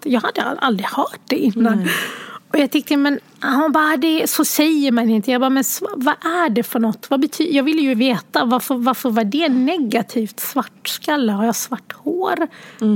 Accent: Sweden; born or raised there; also born or lived in Sierra Leone

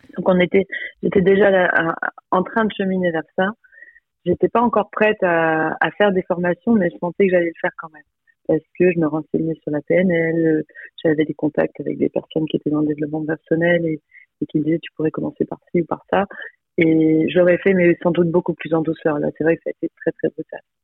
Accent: Lille, Hauts-de-France, France; also born or lived in Croix; Je suis originaire de Lille, je suis née à Croix

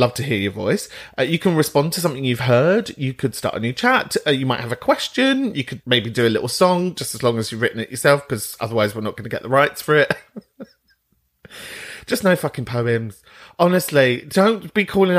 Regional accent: London, United Kingdom; moved away as an adult; also born or lived in Southend; I'm from Kentish Town

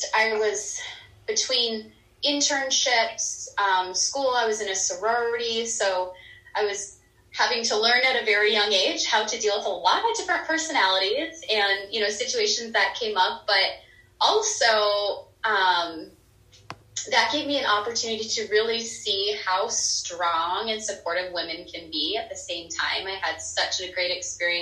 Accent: North Dakota, United States; moved away as an adult; now in Phoenix, United States; I am originally from North Dakota. I grew up there. I lived there for about 28 years of my life.

